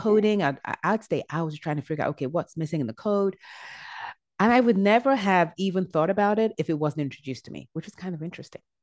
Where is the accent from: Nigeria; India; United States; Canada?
Nigeria; also born or lived in England; I was born in England, and I was there up until I was eight years old, and we moved back to Nigeria. My dad is from Nigeria, so we moved back to Nigeria. And then after that, I went to middle and high school in Nigeria